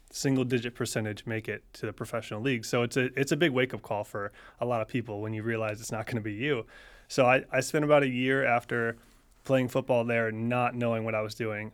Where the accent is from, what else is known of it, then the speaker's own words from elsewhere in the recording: near UCF, Florida, United States; I went to U C F, which was it, you know, forty-five minutes from my hometown